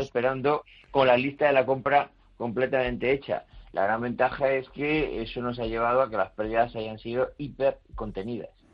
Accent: Spain; also born or lived in Madrid; soy español

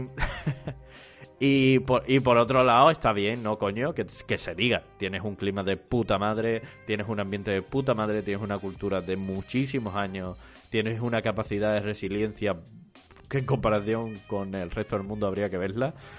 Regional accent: Andalusia, Spain; accent: Andalusian; mi acento andaluz. Y eso es algo que yo creo que nos pasa a los andaluces

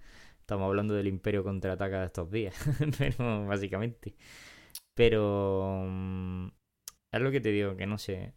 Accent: Granada, Andalusia, Spain; accent: Granada; como hablamos nosotros no, normalmente es como se habla en Granada

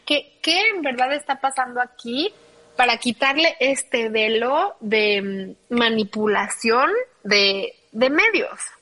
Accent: Mexico City, Mexico; moved away; yo soy, como bien sabes, chilanguísima vengo de la Ciudad de México, de ahí viene toda mi familia

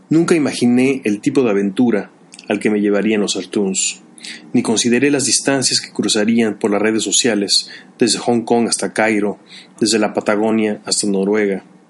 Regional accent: Mexico; moved away as an adult; also born or lived in Chicago; De niño en la escuela en México siempre se me identificó como el artista

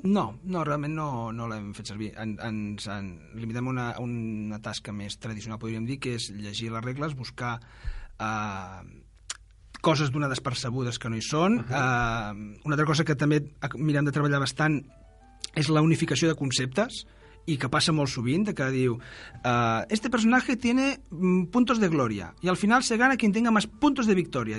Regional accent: Granollers, Catalonia, Spain; sóc de Granollers

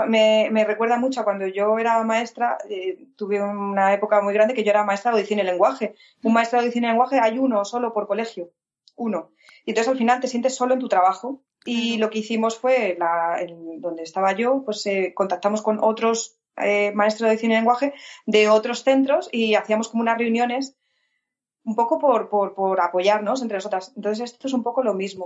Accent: Alcalá de Henares, Community of Madrid, Spain; de Alcalá, que es de donde somos nosotras, de Alcalá de Henares

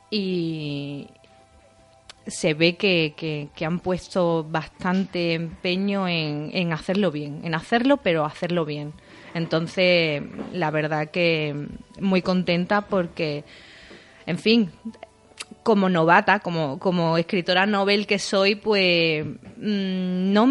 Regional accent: Isla Cristina, Andalusia, Spain; libro hablo muchísimo de mi pueblo, eh, hay un vínculo directo muy grande entre, entre la protagonista y, y, mi pueblo. Y bueno, tenía que ser aquí porque la primera no podía ser en otro sitio. Tenía que rendir un poco un homenaje a Isla Cristina

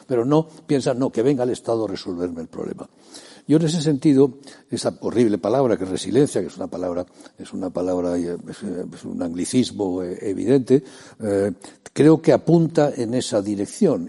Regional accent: Spain; Como soy español, los límites de mi comunidad son España

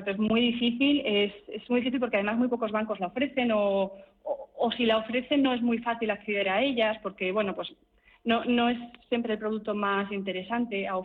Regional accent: Burgos, Castile and León, Spain; yo soy de Burgos, yo ya estoy cubierta

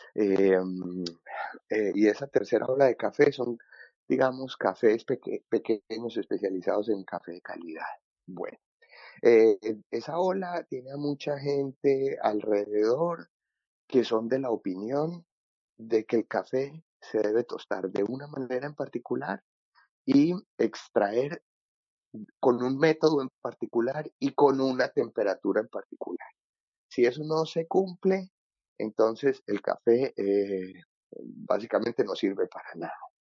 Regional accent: Medellín, Antioquia, Colombia; moved away as an adult; now in Vienna, Austria; esa fue un poquito mi, mi infancia y mi adolescencia, en la Medellín de los ochentas y de los noventas

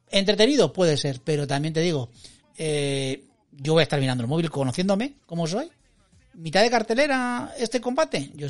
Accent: Logroño, La Rioja, Spain; Yo soy samoano de Logroño

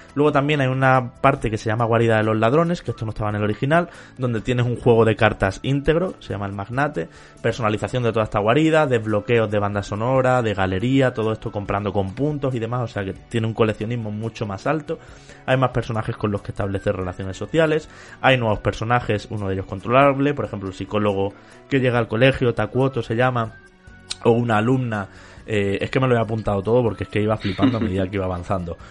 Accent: Spain; como europeo, incluso como español

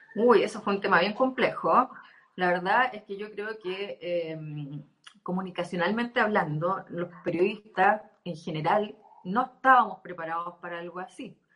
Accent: Temuco, Araucanía, Chile; also born or lived in Punta Arenas; now in La Serena, Chile; soy de Temuco originalmente, estuve viviendo muchos años en Punta Arenas y estoy acá desde hace dos años

